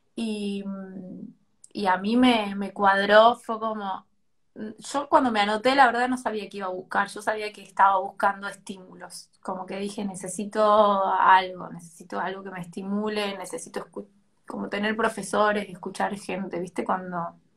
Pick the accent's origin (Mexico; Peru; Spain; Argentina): Argentina; Tucumán; soy de Tucumán